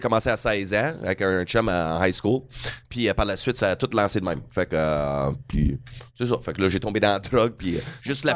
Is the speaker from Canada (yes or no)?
yes; Edmonton, Alberta, Canada; Edmonton, Alberta